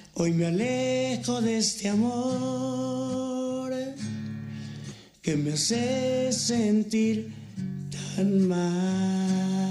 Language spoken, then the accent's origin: Spanish; Cherríos, Sinaloa, Mexico; also born or lived in Villa Unión, Sinaloa; fui parte del coro de la iglesia, tanto allá en mi rancho en Cherríos. Ajá como en Villa Unión cuando llegué al área de Mazatlán